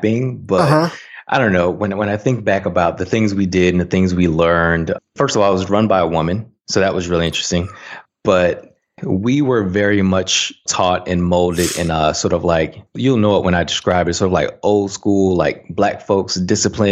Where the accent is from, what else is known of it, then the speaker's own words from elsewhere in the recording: Saginaw, Michigan, United States; moved away as an adult; also born or lived in Tuskegee, Alabama; I grew up in a small town in mid-Michigan called Saginaw, Michigan